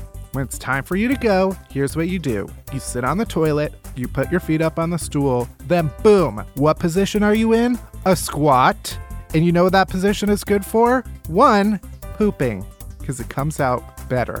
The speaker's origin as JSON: {"language": "English", "town": "Chicago", "region": "Illinois", "country": "United States", "tie": "born or raised there", "said": "I grew up in Chicago"}